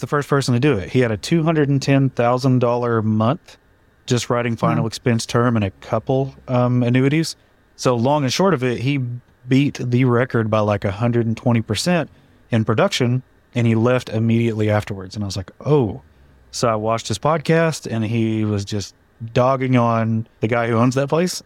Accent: Duncan, Oklahoma, United States; I'm from Duncan, Oklahoma, middle of nowhere. No one's ever heard of it

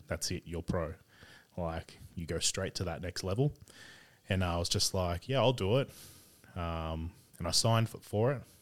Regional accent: Sydney, New South Wales, Australia; also born or lived in Bourke / South Coast, New South Wales; grew up in Sydney around Carlingford, uh, Dundas for a while.

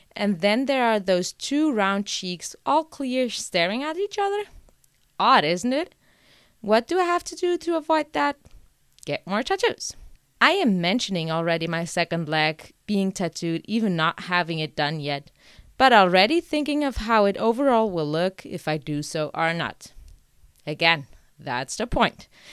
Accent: Portugal; moved away; my hometown in Portugal since I wasn't living there yet

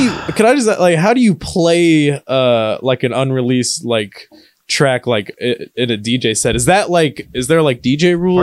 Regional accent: Kentucky, United States; now in Ohio, United States; I'm from Kentucky

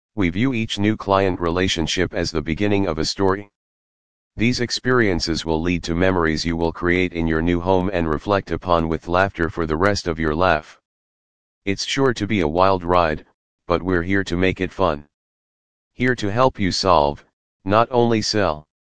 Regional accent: Connecticut, United States; Born and raised in Connecticut, my level of expertise in the local area and market is unparalleled

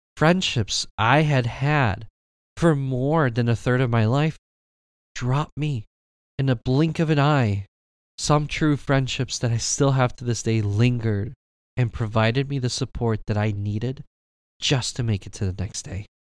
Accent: Michigan, United States; My parents came from Mexico, and I was born here in Michigan

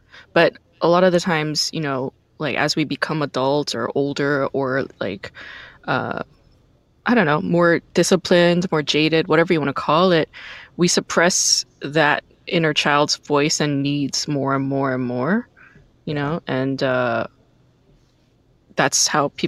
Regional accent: New York, United States; also born or lived in Korea / Brooklyn; I wasn't born in the States. I was born in Korea, and then I lived in Brooklyn, which is very diverse. And then my parents moved the family to like Rockland County, New York, which is the suburbs, and it's very white.

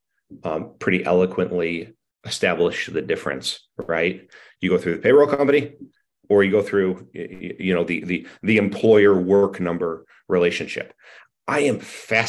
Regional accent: Penfield, New York, United States; Penfield, New York, my hometown

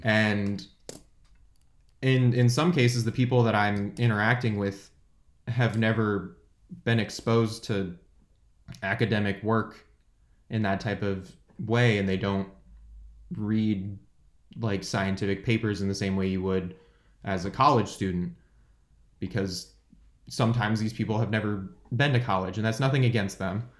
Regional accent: San Jose, California, United States; I'm from San Jose, California. Uh, I lived there my whole life until going to college

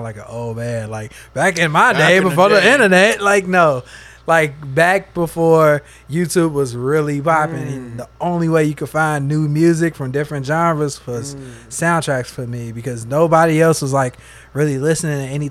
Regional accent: Bellwood, Illinois, United States; where I'm from is a small town right outside of Chicago called Bellwood, Illinois

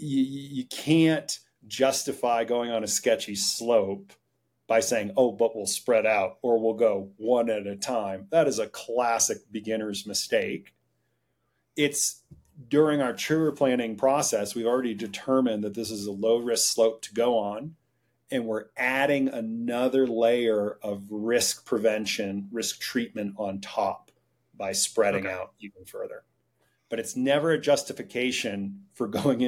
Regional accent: Vermont, United States; I grew up in Vermont

